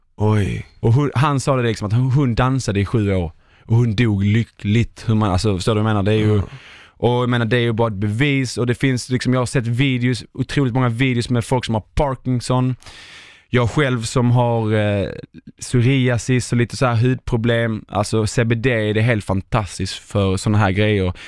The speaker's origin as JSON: {"language": "Swedish", "country": "Sweden", "said": "vi svenskar"}